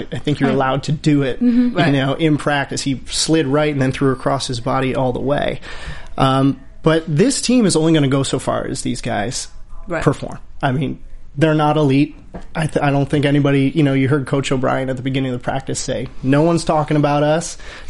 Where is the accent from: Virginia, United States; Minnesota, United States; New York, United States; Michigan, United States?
Michigan, United States; I'm from Michigan. I went to Michigan for school.